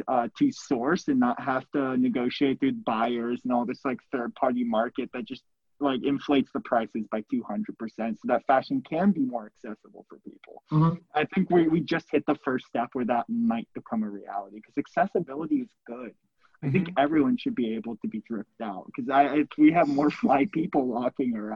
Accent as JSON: {"language": "English", "region": "West Coast", "country": "United States", "tie": "born or raised there", "moved": "yes", "said": "I'm from the West Coast, born and raised"}